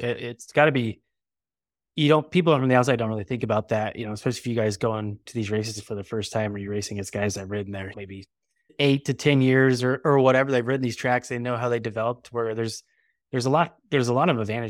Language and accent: English; California, United States; You know, we're from California, so it's pretty far away.